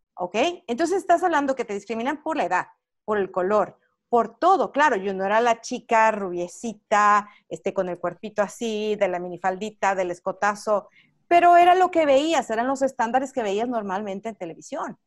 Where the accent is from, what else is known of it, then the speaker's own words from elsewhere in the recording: Mexico; moved away as an adult; now in Los Angeles, United States; yo soy mexicana, tengo 20 años radicando en este país